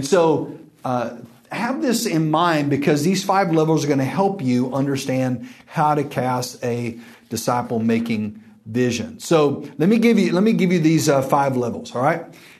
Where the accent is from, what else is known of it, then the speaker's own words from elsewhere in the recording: West Texas, United States; now in Dallas, United States; I'm from West Texas